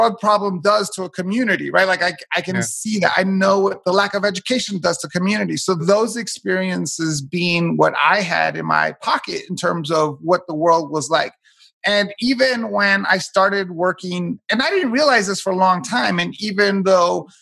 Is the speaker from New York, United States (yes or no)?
yes; New York City, New York, United States; I'm a first generation American, born and raised in Hell's Kitchen, New York